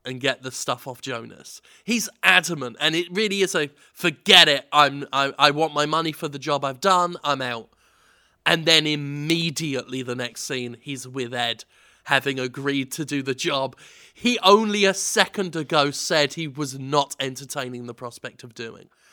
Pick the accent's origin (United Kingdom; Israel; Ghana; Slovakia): United Kingdom; England; I'm, I'm so English